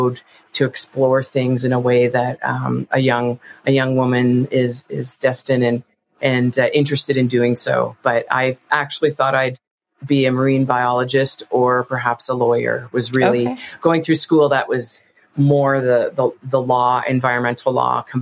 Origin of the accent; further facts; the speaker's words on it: East Coast, Canada; now in Calgary, Canada; I grew up on the East Coast